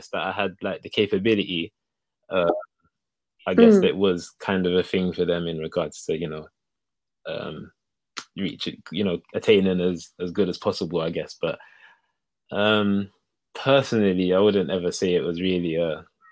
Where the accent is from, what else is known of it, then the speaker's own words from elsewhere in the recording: London, United Kingdom; being from Hackney, you know, poses its own kind of issues, I guess, growing up, especially like a young Black boy